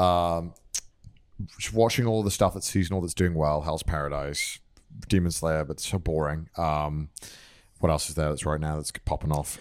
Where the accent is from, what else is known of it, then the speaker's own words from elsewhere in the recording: North Wales, United Kingdom; moved away as an adult; now in Japan; I grew up in, like, I grew up in North Wales